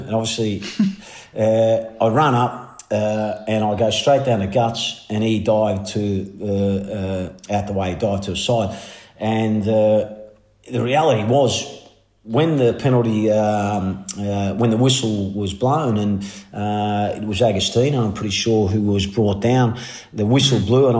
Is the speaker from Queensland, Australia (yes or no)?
no; Melbourne, Victoria, Australia; growing up in Melbourne, whether you liked it or not, is, you know, is the mecca, mate.